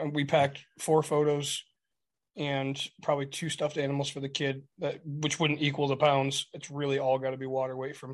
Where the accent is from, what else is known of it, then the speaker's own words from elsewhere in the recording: Michigan, United States; we're from Michigan